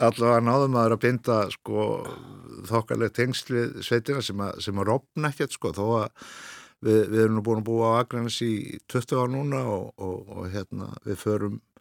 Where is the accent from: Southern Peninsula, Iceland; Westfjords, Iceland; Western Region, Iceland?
Western Region, Iceland; Birkihlíð, Reykholtsdalur, Borgarfjörður; also born or lived in Hvanneyri; uppalinn á bæði sem heitir Birkilhið í Reykjóldstæli borgarhið